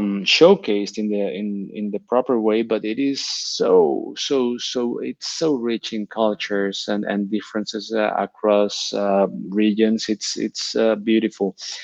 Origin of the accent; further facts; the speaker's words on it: Barcelona, Catalonia, Spain; moved away as an adult; now in Switzerland; The moment I came from Barcelona to Switzerland, that was another handbrake.